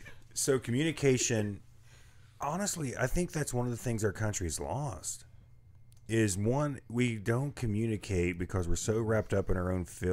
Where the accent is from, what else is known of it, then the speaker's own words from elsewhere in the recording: the South, United States; I felt like I used an accent, and I'm from the South